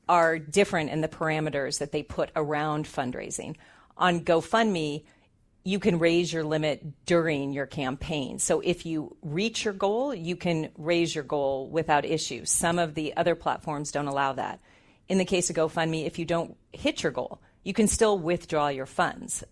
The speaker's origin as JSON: {"language": "English", "region": "Southern California", "country": "United States", "moved": "as an adult", "lives_now": "Bay Area, United States", "said": "I'm actually from Southern California"}